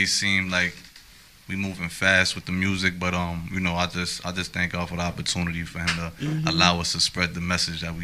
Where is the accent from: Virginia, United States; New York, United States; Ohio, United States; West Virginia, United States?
New York, United States; New York City; born and raised in the South Bronx, Hunts Point